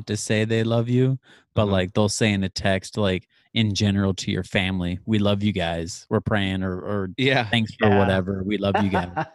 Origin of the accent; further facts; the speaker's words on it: California, United States; now in Pacific Northwest, United States; the culture I grew up in California, everyone was very inclusive